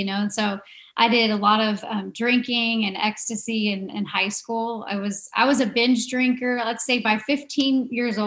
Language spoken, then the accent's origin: English; Arizona, United States; moved away as an adult; I grew up here in Arizona